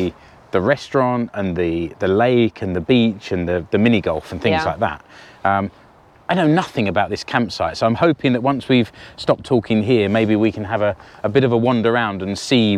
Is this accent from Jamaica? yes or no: no; United Kingdom; which for me as a Brit, it looks really evocative and romantic.